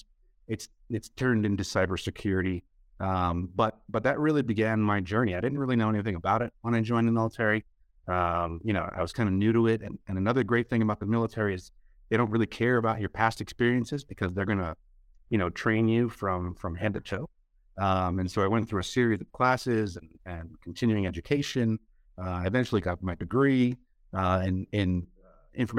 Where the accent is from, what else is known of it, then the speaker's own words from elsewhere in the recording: New York, United States; moved away as an adult; I grew up in New York, born and raised in New York. Lived there until I joined the Air Force when I was 21